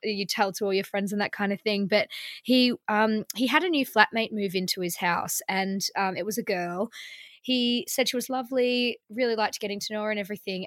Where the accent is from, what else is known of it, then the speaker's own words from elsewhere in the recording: Melbourne, Victoria, Australia; now in London, United Kingdom; in Melbourne where I'm from